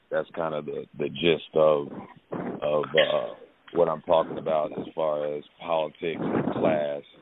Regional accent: Peru, Indiana, United States; now in Atlanta, United States; I am originally from uh Indiana. Um, uh, I've uh, okay. small town Peru, Indiana. I moved here from Indianapolis.

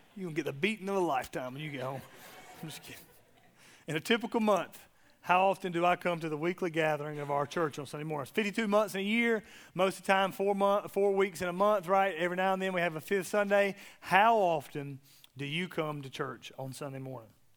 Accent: South Georgia, United States; I'm from South Georgia

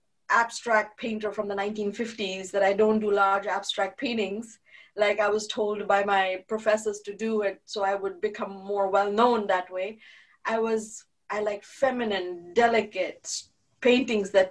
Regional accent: India; now in United States; I was raised very Jewish and I was raised very proudly Jewish and Indian. And now I'm proudly American too

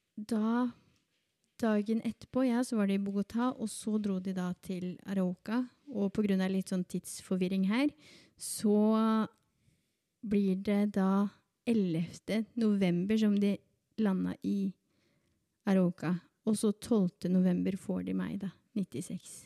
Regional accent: Berger, Norway; also born or lived in Colombia / Oslo; now in Drammen, Norway; født i Colombia. Ble adoptert da jeg var to år gammel, og eh, har vokst opp på et lite sted som heter Berger

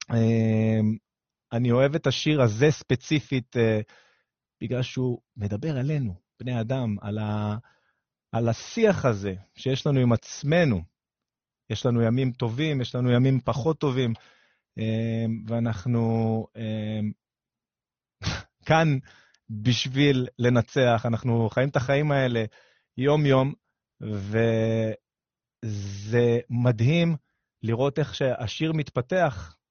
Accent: Ashkelon, Southern District, Israel; moved away; אני אשקלוני במקור, עיר קטנה בדרום על הים

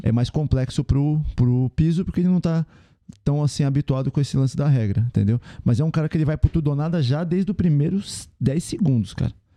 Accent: São Paulo, Brazil; a gente é de São Paulo

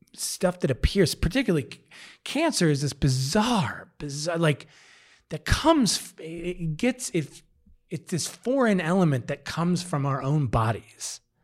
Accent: Midwest, United States; moved away as an adult; now in Denver, United States; I'm from the Midwest

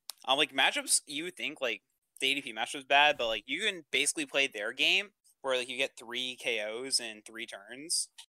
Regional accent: Warwick, Rhode Island, United States; I'm from Warwick, Rhode Island.

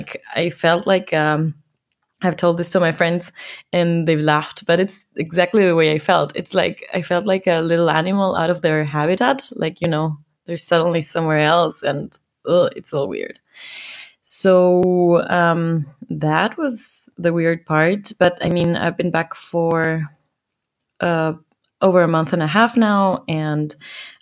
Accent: Quito, Pichincha, Ecuador; now in Dortmund, Germany; my hometown Quito

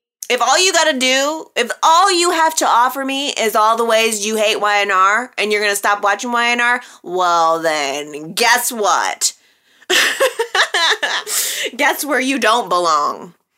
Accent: Illinois, United States; also born or lived in Wisconsin / Texas; Forgive my southern accent. I'm from Illinois. I am from Wisconsin, Illinois, Texas.

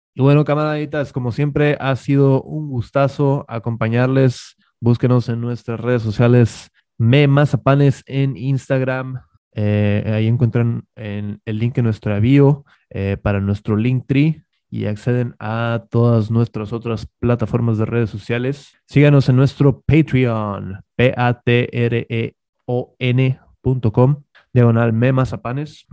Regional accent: northern Mexico, Mexico; somos, muy, somos muy norteños

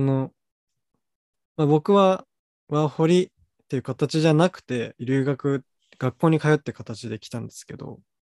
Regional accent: Tokyo, Japan; moved away as an adult; also born or lived in Brisbane, Australia; 生まれも育ちも東京だった

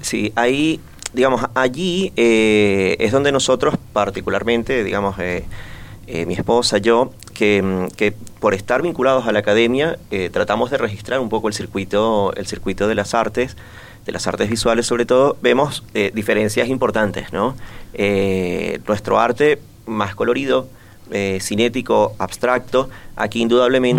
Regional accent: Venezuela; now in Montevideo, Uruguay; como venezolano, o al menos yo me pienso así, me entiendo más como de un circuito suramericano

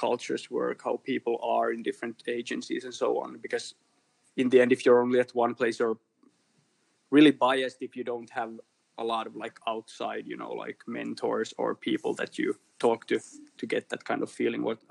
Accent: Kristinestad, Ostrobothnia, Finland; moved away as an adult; also born or lived in Turku, Finland / Helsinki, Finland; now in Germany; It's a really small place that's not so known called Kristiinan kaupunki

